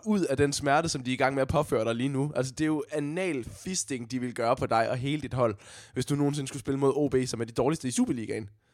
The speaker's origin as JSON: {"language": "Danish", "town": "Odense", "region": "Southern Denmark", "country": "Denmark"}